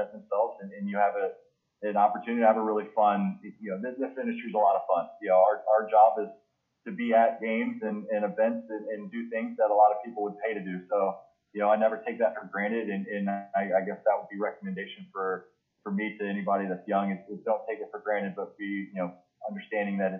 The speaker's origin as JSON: {"language": "English", "town": "Indianapolis", "region": "Indiana", "country": "United States", "tie": "born or raised there", "also_born_or_lived": "Canton, Ohio", "moved": "as an adult", "said": "I grew up in Indianapolis"}